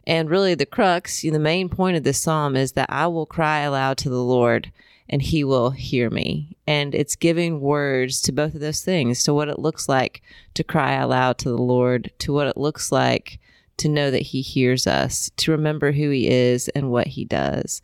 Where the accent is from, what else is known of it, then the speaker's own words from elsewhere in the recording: Indiana, United States; moved away as an adult; also born or lived in Colorado / Columbia, South Carolina; I'm from Indiana